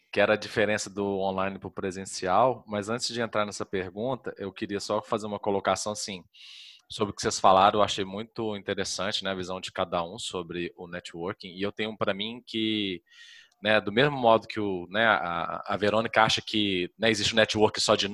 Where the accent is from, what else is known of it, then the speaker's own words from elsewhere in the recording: Minas Gerais, Brazil; eu sou de Minas